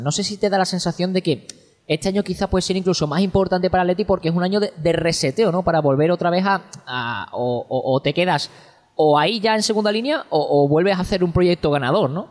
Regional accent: Seville, Andalusia, Spain; yo soy del sur y soy de Sevilla

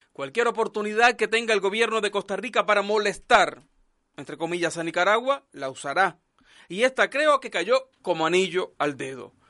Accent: Cuba; now in Chile; Me fui de Cuba porque en mi país no tenía beneficios

